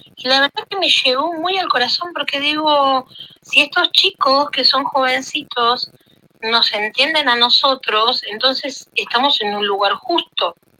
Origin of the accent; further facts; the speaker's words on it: Argentina; now in Italy; yo nací en Argentina. Y después de muchísimos años mi papá quiso volver acá a Italia, vendimos todo en Argentina y nos mudamos hace 17 años acá